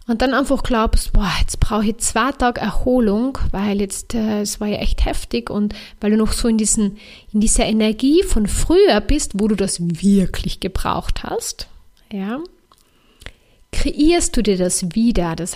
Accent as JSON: {"language": "German", "region": "Carinthia", "country": "Austria", "said": "ich bin ja Kärntnerin oder Österreicherin."}